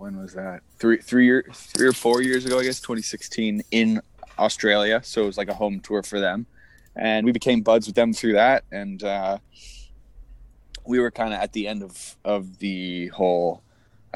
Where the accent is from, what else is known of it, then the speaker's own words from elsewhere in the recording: Toronto, Ontario, Canada; growing up in Toronto, in the Toronto area